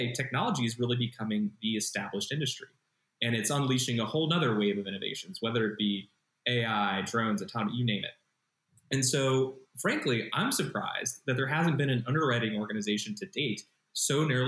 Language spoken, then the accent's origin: English; Columbus, Ohio, United States; moved away as an adult; now in California, United States; Transplant okay. from Columbus, Ohio